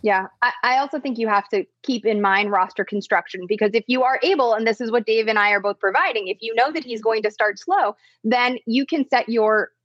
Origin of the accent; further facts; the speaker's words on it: Chicago, Illinois, United States; I grew up in Chicago